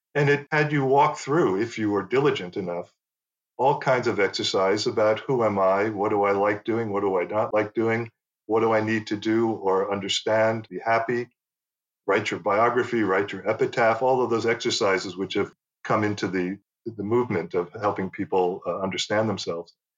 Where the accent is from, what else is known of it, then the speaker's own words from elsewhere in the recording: United States; first language English; moved away as an adult; also born or lived in Paris; growing up in the US